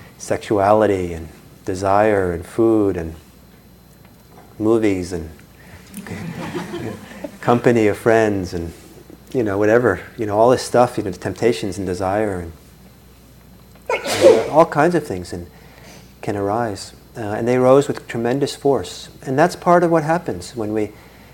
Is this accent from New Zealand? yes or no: no; Italy; I grew up partly in Italy, and when I was about 10 or so, and I used to take the public bus to school and back every day